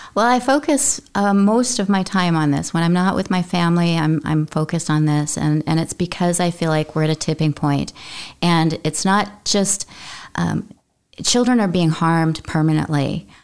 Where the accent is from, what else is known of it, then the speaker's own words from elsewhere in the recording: Utah, United States; I come from Utah, which is generally thought of as a conservative state.